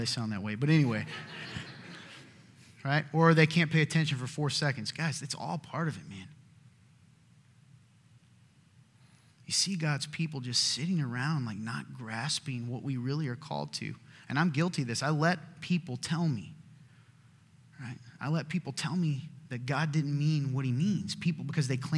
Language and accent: English; the South, United States; my family, we're from the South